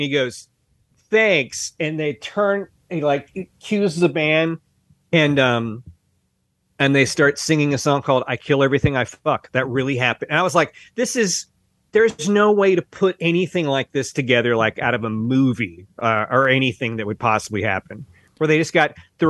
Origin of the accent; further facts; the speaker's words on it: the American South, United States; We're both from the South, Mark.